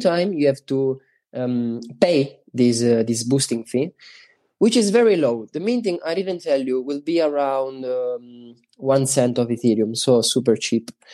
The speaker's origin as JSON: {"language": "English", "region": "Sicily", "country": "Italy", "second_language": "English", "said": "we are from Sicily."}